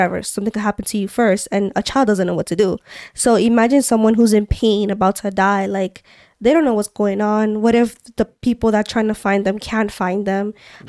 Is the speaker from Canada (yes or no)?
yes; Montreal, Quebec, Canada; Since we're from Montreal, we can talk about also like, what have you, these couple weeks we've been exploring more.